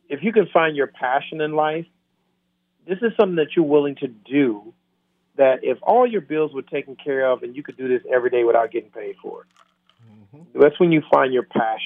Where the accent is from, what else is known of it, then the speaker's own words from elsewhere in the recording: Camden, Alabama, United States; Camden, Alabama, my hometown